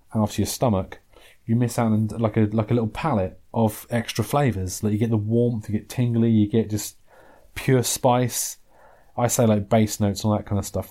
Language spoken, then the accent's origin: English; England, United Kingdom; there are things about being English that I'm quite proud of.